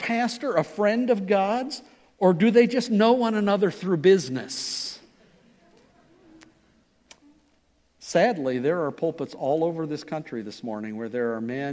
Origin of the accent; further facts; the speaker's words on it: Ohio, United States; moved away; I was from Ohio